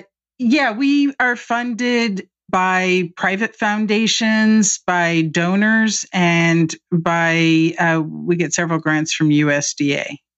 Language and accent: English; Indianapolis, Indiana, United States; moved away as an adult; now in Washington, United States; I grew up in Indianapolis on a very conservative side of town